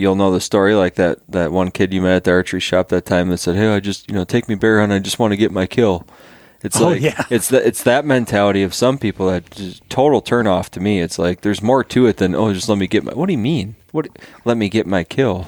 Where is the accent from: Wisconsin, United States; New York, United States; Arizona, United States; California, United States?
Wisconsin, United States; moved away; Where I grew up in Wisconsin